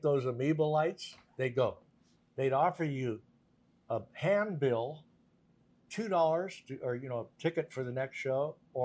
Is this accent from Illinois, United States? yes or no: no; Tulare, California, United States; also born or lived in Visalia, California; I grew up in Tulare, next town over